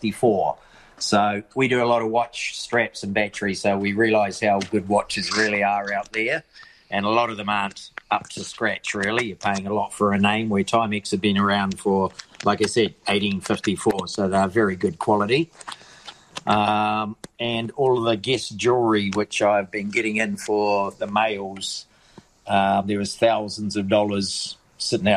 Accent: Kaitaia, Northland, New Zealand; now in Thames, New Zealand; I'm from Kaitai.

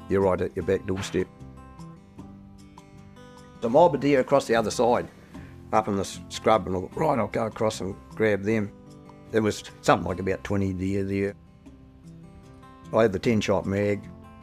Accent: Dunedin, Otago, New Zealand; I was born in Dunedin in 1940. I went to school in Dunedin

